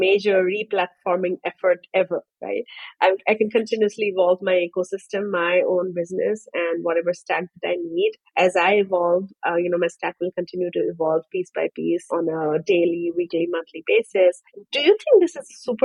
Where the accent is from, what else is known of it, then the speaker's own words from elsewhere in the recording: Bangalore, Karnataka, India; I'm from India, originally from Bangalore in India